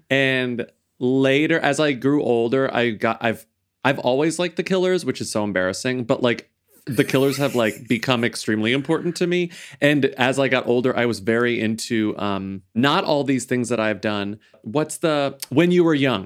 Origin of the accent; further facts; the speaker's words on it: Texas, United States; And I'm from Texas